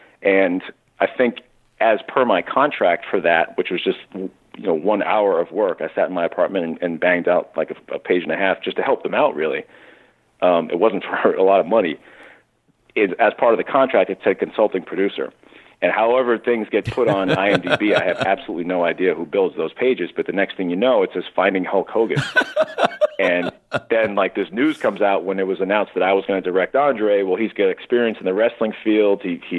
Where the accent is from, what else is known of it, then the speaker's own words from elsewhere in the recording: Newton, Massachusetts, United States; That'd be awesome. Fellow Massachusetts guy.